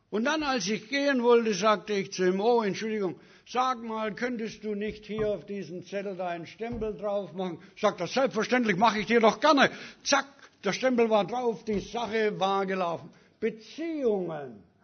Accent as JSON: {"language": "German", "country": "Canada", "lives_now": "Germany", "said": "Und ich habe ihm gesagt, ich bin aus Kanada, ich verdiene bessere Behandlung."}